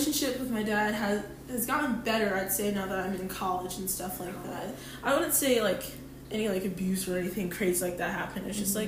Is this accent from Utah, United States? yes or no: yes; Utah, United States; also born or lived in Wisconsin; So I was born here in Utah. A good chunk of my life was in Utah, and then I moved to Wisconsin